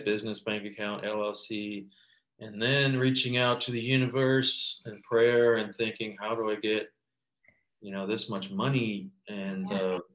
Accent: Montana, United States; moved away as an adult; also born or lived in China / Los Angeles; I went back to Montana late March of 2020 and spent the rest of the year in my hometown

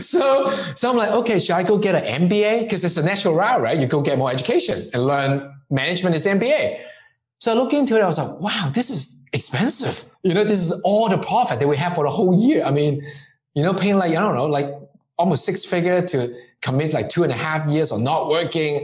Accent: Hong Kong; moved away; growing up in Hong Kong

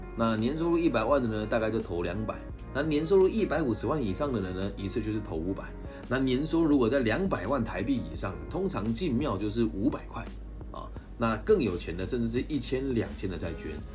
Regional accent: Taiwan; 身为土生土长的台湾男孩

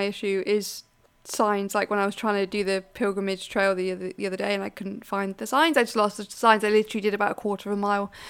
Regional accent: Wales, United Kingdom; I am Welsh. I believe, Plaid Cymru, whatever, you know.

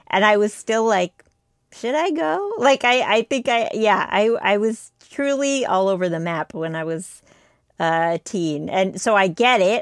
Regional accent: United States; I was the only one in my family born in the U S, like, everyone else was born in India

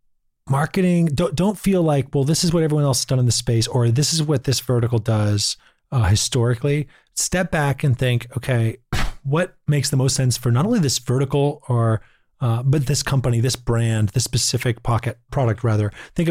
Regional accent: Boston, Massachusetts, United States; I'm from Boston

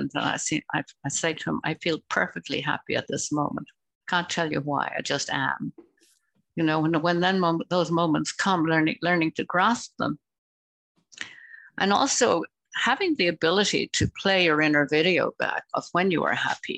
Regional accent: Ireland; moved away as an adult; growing up in Ireland

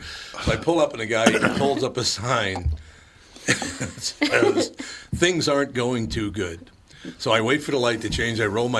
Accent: Minnesota, United States; I said, I'm from Minnesota.

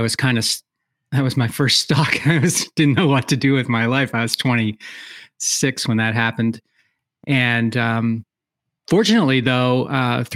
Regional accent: outside of Philadelphia, Pennsylvania, United States; moved away as an adult; now in Wisconsin, United States; I was born outside of Philadelphia, Pennsylvania, and lived there pretty much in the same, you know, 1 mile area for, you know, till I got out of college

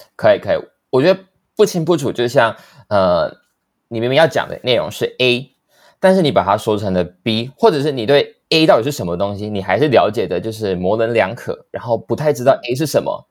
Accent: Taichung, Taiwan; moved away; also born or lived in New York; 我是来自台中的

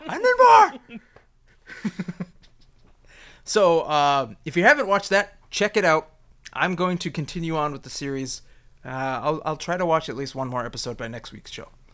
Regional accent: United States; me as an American

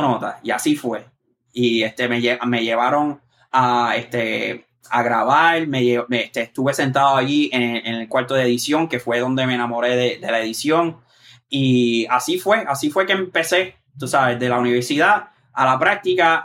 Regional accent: Moca, Puerto Rico; moved away as an adult; now in New York, United States; yo soy específicamente del barrio Aceituna, de Moca. Y entonces ese barrio colinda con Isabela, con el pueblo de Isabela y Aguadilla. Pues yo vivo, yo viví y me, crié ahí

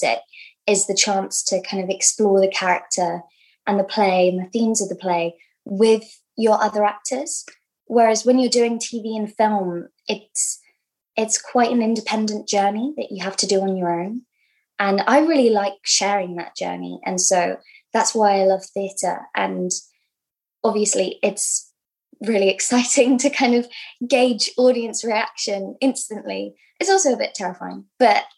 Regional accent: London, United Kingdom; I grew up in London, yeah. Kind of on the cusp of Hackney and Islington

